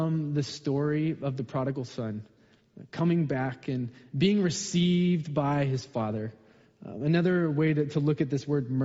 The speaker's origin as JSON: {"language": "English", "region": "Colorado", "country": "United States", "tie": "born or raised there", "also_born_or_lived": "Southern California", "moved": "yes", "lives_now": "Seattle area, United States", "said": "I grew up in Colorado"}